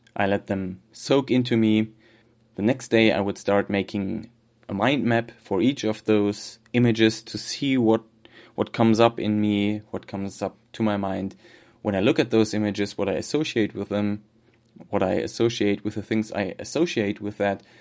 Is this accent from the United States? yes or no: no; Germany; accent: German; English is a second language; my terrible German accent